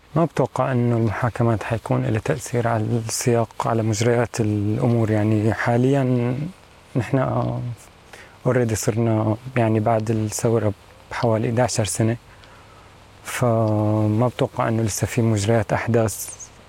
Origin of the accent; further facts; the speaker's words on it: Syria; أنا كسوري